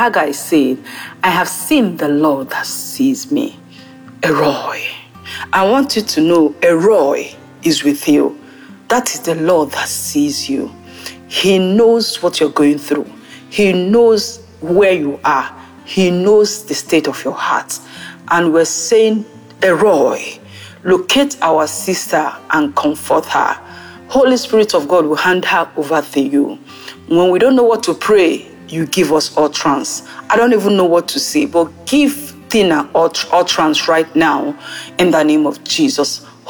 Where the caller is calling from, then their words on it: France; I'm calling in from France.